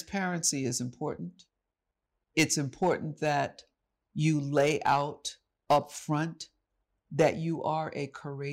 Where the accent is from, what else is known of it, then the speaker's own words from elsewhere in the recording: New York City, New York, United States; this is my hometown. This is New York City. I said, I'm from Harlem